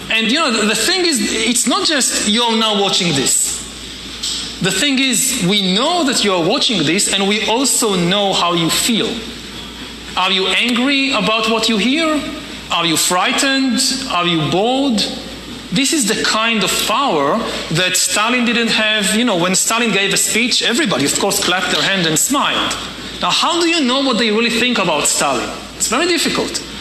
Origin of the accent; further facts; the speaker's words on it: Wilmington, Delaware, United States; Uh, I'm from Wilmington, Delaware.